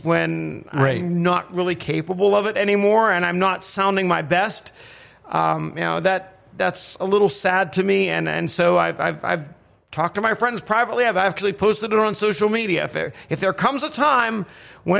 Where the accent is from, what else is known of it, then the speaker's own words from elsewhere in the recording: Pittsburgh, Pennsylvania, United States; having grown up in the Pittsburgh area